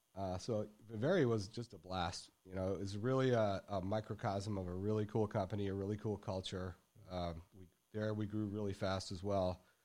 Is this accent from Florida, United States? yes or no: no; Michigan, United States; moved away as an adult; also born or lived in Dallas, Texas; now in Texas, United States; growing up in Michigan